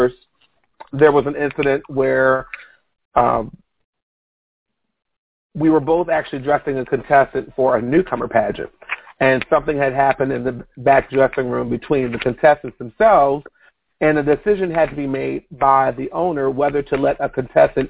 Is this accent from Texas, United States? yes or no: no; Virginia, United States; represent 757, because that was my hometown area